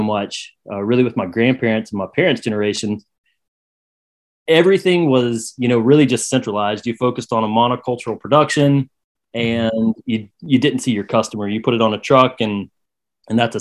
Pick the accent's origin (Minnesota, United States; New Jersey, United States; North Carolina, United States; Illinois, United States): North Carolina, United States; Saluda; now in Bostic, United States; I was born and raised in Saluda, which is kind of the first town if you're coming out of South Carolina into North